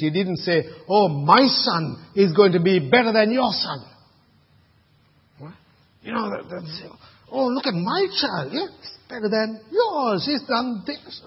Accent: Sri Lanka; now in Australia; when I was growing up in Sri Lanka

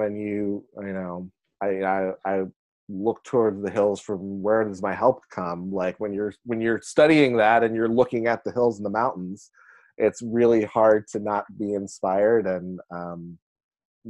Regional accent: McKeesport, Pennsylvania, United States; I grew up in McKeesport, which is on the east side of Pittsburgh

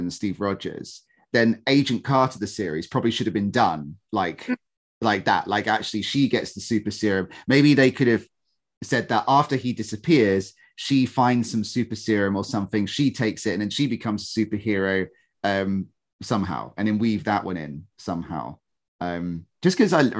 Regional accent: United Kingdom

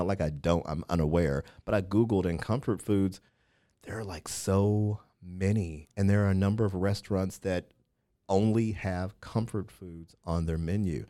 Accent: Missouri, United States; moved away; also born or lived in Washington, D.C.; I'm from Missouri, lived in D C a number of years

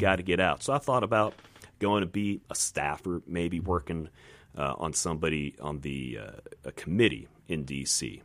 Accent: Virginia, United States; moved away as an adult; now in Mississippi, United States; I'm from Virginia originally, but I decided that I like this place and, uh, figured to put down some roots here

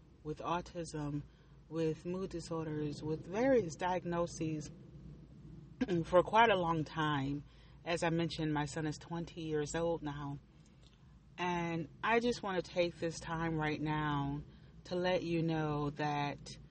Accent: Buffalo, New York, United States; moved away as an adult; I grew up in Buffalo, New York. I lived there mostly all of my life.

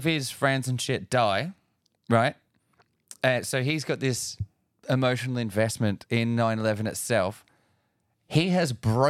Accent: Australia; we're Australian

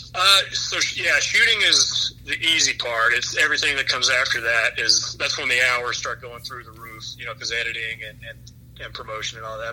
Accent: East Tennessee, United States; my hometown in East Tennessee, right on the North Carolina state line

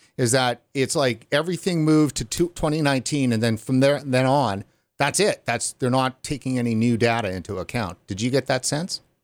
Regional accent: Canada; as a Canadian

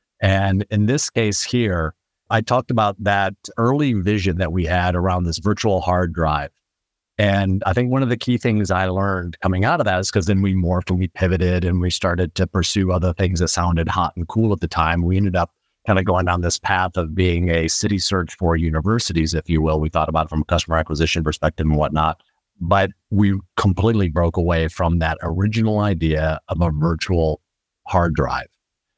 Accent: Midwest, United States; So very briefly, I'm originally from the Midwest, though I've lived in a lot of different places in my life

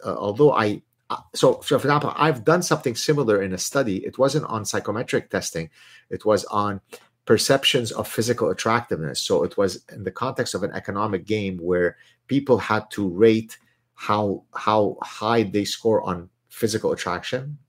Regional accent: Lebanon; first language Arabic; English is a second language; also born or lived in Southern California; now in Montreal, Canada; I learned French in Lebanon. Uh, in Lebanon, Arabic is my mother tongue. French was my second language

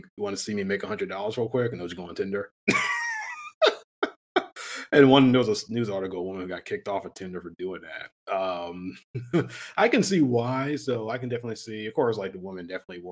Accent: Allentown, Pennsylvania, United States; also born or lived in Bethlehem, Pennsylvania; I'm from Allentown, Pennsylvania, and it's a majority Latino community now

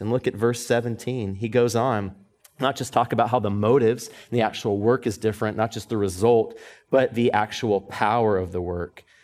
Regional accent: Atlanta, Georgia, United States; moved away as an adult; now in Dallas, United States; my hometown, Atlanta

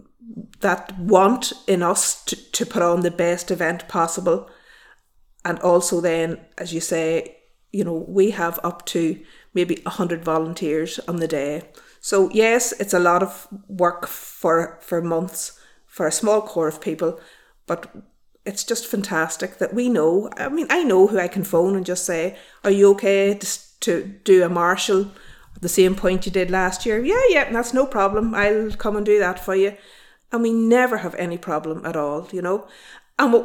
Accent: Newry, Northern Ireland, United Kingdom; also born or lived in Camlough; I'm originally from Newry, I'm not originally from Camlagh. But when we lived in Newry as a teenager

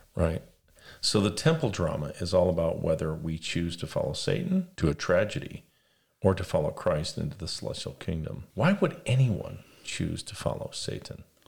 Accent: Las Vegas, Nevada, United States; I was raised in Las Vegas

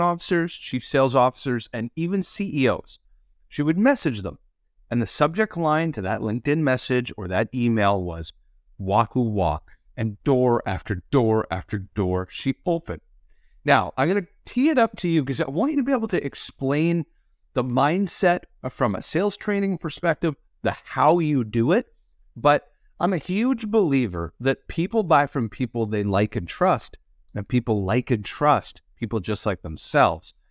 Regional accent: Canada; as a Canadian

